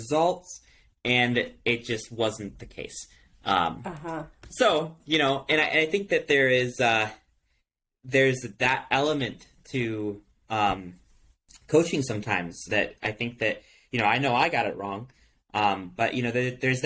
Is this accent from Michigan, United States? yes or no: yes; Michigan, United States; I grew up in Michigan, so they had this thing where you can return cans for 10 cents